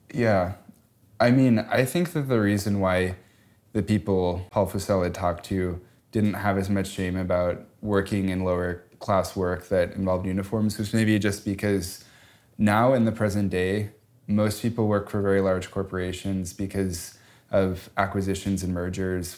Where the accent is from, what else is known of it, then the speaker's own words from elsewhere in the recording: Chicago, Illinois, United States; growing up in Chicago